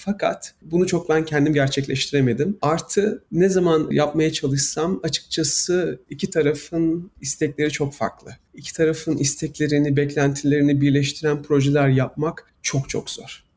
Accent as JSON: {"language": "Turkish", "region": "Istanbul", "country": "Turkey", "tie": "born or raised there", "moved": "as an adult", "lives_now": "United States", "said": "Ben İstanbul'da büyüdüm"}